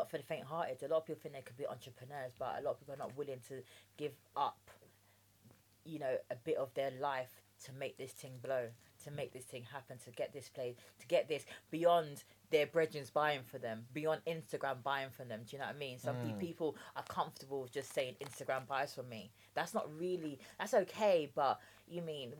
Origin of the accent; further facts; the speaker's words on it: London, United Kingdom; accent: common Englisher; also born or lived in Jamaica; I was born in Jamaica, believe it or not, although I sound like a common Englisher, but I was born in Jamaica and I grew up with my dad here